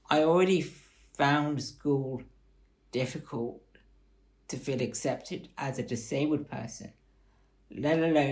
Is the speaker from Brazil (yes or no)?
no; Bath, South West England, United Kingdom; I was born here in Bath and was brought up in a Christian family